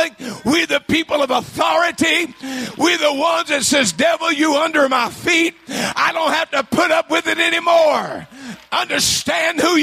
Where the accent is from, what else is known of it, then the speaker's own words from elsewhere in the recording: Louisiana, United States; I'm from Louisiana.